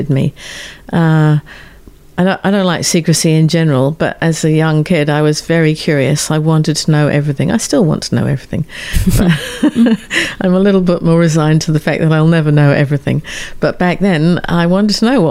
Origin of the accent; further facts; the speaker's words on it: Exmoor National Park, South West England, United Kingdom; the little village that I grew up in the Exmoor National Park in southwest England